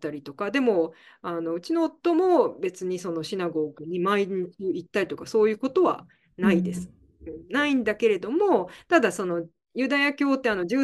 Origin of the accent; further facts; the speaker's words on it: Canada; also born or lived in Scotland; スコットランド生まれで、えっ、ー、と、はい。まあでも、ちっちゃな時に、ちっちゃい時にカナダに来てるので、